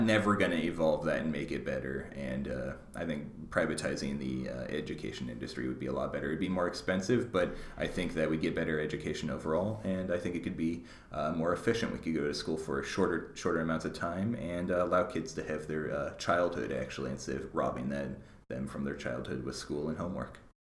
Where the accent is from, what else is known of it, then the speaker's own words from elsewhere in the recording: Mercer Island, Washington, United States; I grew up on Mercer Island